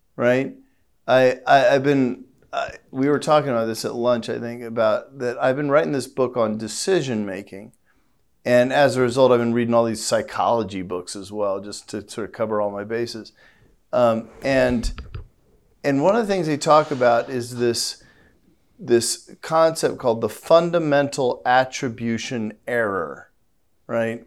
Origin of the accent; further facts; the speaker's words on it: St. Louis, Missouri, United States; I'm from Saint Louis, you know, which is, which is the home of Black Lives Matter